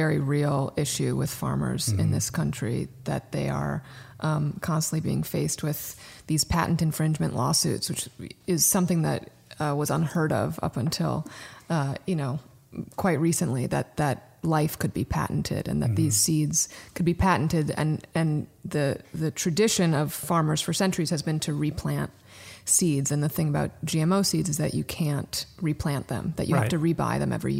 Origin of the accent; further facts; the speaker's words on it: Brooklyn, New York, United States; I mean, I was raised in Brooklyn and Daryl was raised in Connecticut. So we're East Coasters through and through.